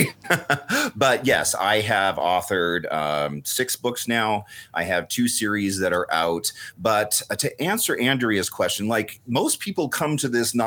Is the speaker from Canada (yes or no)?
yes; just outside of Vancouver, British Columbia, Canada; I was raised just outside of Vancouver, British Columbia